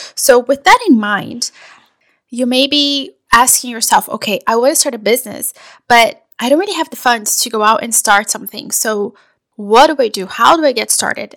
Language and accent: English; Brazil; also born or lived in Portugal / Italy; now in United States; I am originally from Brazil. I have lived in the US for over 20 years.